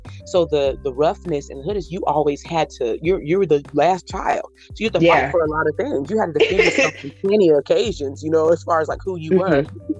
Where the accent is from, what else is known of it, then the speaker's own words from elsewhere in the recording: Leavenworth, Kansas, United States; we grew up in Leavenworth, Kansas, which is right outside of Kansas City